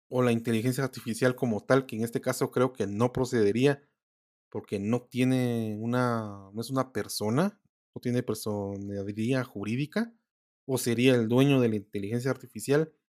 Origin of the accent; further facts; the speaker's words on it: Guatemala; los que somos de Guatemala